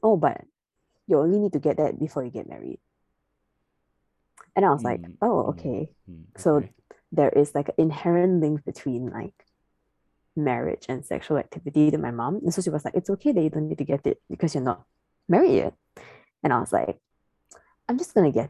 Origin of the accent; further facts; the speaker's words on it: Singapore; I'm a Singaporean citizen